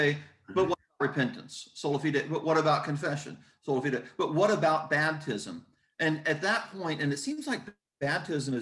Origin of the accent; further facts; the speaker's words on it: Southern Indiana, United States; where I'm from, in Southern Indiana